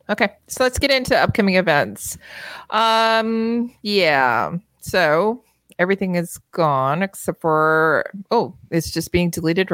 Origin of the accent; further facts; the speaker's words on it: Canada; Because we're Canadian.